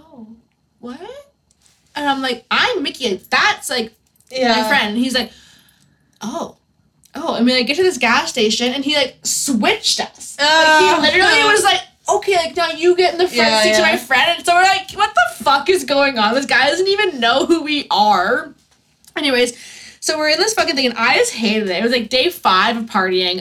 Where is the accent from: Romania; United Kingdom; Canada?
Canada; we're from Canada